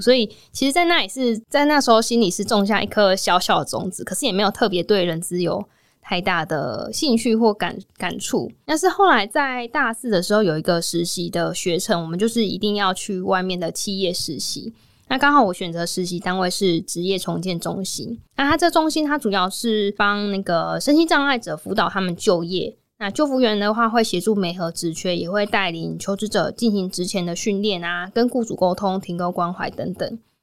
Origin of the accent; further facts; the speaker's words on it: Kaohsiung, Taiwan; moved away as an adult; also born or lived in New Taipei; 其实我是高雄的孩子嘛，所以就想说不要离家太远